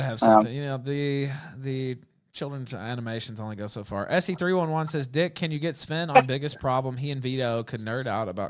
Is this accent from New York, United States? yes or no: no; Memphis, Tennessee, United States; Yeah, man, I'm from Memphis.